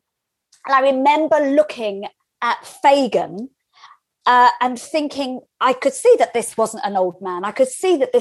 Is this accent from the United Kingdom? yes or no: yes; London, United Kingdom; I grew up in North London